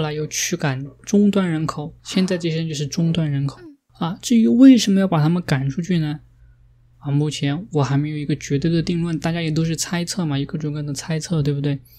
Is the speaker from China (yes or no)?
yes; Chengdu, Sichuan, China; now in United States; 我在中国的时候，那个时候我在中国的南方城市啊，那个时候我在成都长大的